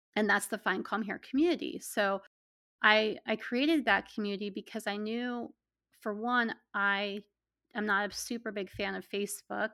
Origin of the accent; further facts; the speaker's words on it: Pennsylvania, United States; also born or lived in Pittsburgh, Pennsylvania; I'm from Pennsylvania, and I live in central Pennsylvania now, but I lived in the western part of the state for about ten years in Pittsburgh